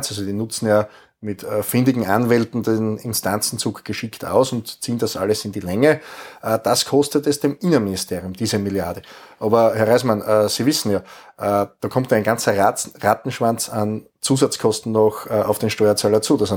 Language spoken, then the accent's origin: German; Styria, Austria; Insgesamt haben wir in meinem Heimatbundesland in der Steiermark mit Stand jetzt 500 Asylquartiere.